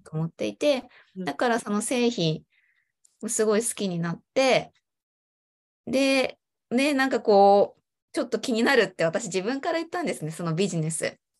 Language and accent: Japanese; Chiba, Japan; 私は、ま、生まれも育ちも千葉県で、ま、今も千葉県に住んでいます。